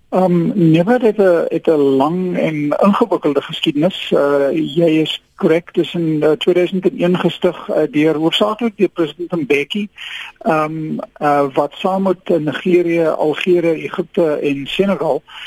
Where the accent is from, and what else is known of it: South Africa